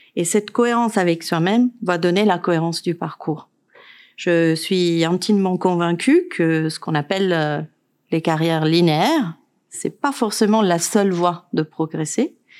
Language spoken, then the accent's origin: French; Italy; now in France; Je suis italienne